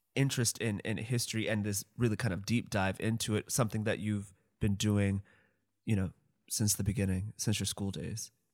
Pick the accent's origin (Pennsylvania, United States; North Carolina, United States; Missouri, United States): Missouri, United States; St. Louis; I'm from St. Louis